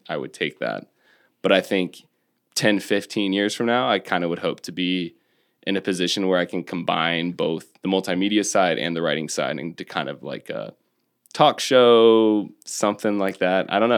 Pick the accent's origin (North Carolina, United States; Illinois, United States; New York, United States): North Carolina, United States; 40 minutes from my hometown